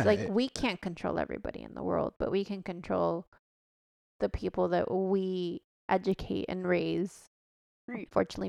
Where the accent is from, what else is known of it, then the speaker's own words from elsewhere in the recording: Mexico; born there; I was born in Mexico and I was fine.